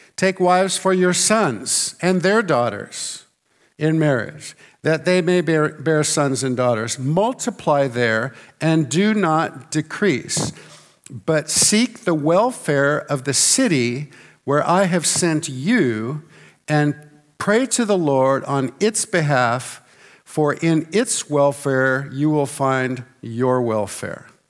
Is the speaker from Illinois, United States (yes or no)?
no; Santa Barbara, California, United States; I was born in Santa Barbara, California, uh, near the beach, actually not too far away from the beach